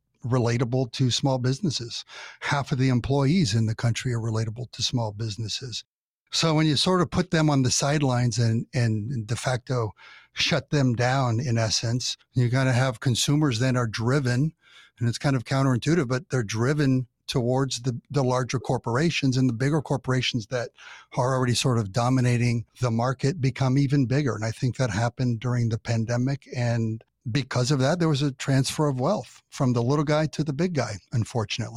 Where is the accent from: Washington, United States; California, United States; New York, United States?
California, United States; I'm from California, grew up here